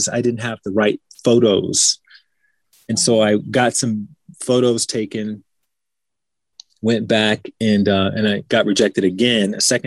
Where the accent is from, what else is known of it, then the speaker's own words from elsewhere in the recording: Alabama, United States; moved away as an adult; also born or lived in Washington, D.C. / Chicago; I'm from Alabama. I grew up in Alabama.